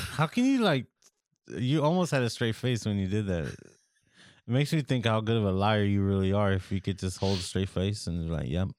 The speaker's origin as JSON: {"language": "English", "region": "California", "country": "United States", "said": "We're from California"}